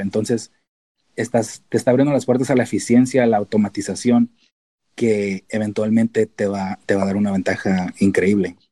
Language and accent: Spanish; Tijuana, Baja California, Mexico; moved away as an adult; also born or lived in San Diego / Davis; pues yo nací en San Diego, entonces soy americano técnicamente, legalmente. Si me preguntan los de inmigración, soy americano. Pero crecí en Tijuana, entonces soy mexicano de a de veras